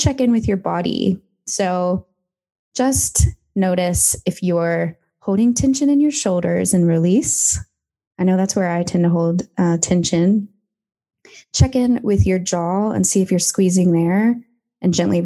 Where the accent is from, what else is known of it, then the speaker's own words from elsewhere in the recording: Kentucky, United States; now in Melbourne, Australia; I'm from Kentucky originally